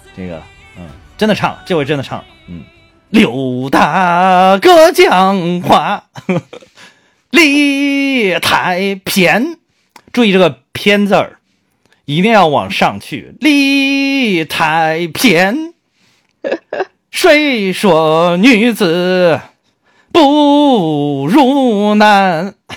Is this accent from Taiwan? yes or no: no; Henan, China; 毕竟我是个河南人